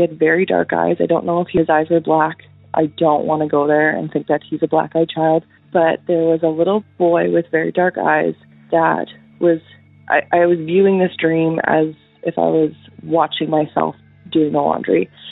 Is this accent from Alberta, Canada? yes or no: yes; Northern Alberta, Canada; I'm from Northern Alberta in Canada.